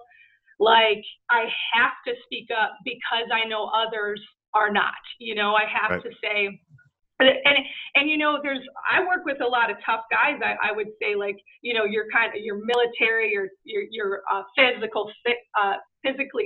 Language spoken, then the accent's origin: English; Chicago, Illinois, United States; I grew up in Chicago during the 90s